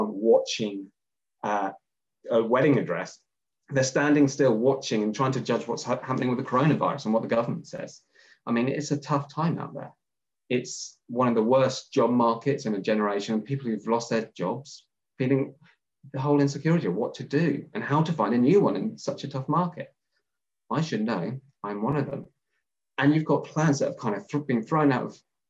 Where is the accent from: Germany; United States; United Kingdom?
United Kingdom; England; I'm English